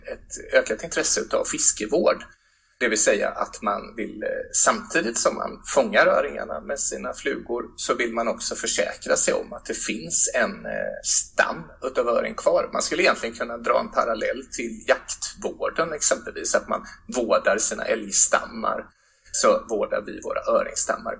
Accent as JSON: {"language": "Swedish", "town": "Mullsjö", "region": "Jönköping County", "country": "Sweden", "tie": "born or raised there", "said": "hemma i Mullsjö, bara några hundra meter ifrån huset där jag växte upp"}